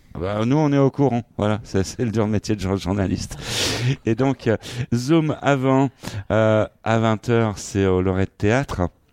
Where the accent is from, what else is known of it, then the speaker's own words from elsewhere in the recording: Vitry-sur-Seine, Île-de-France, France; c'est quand même ma ville natale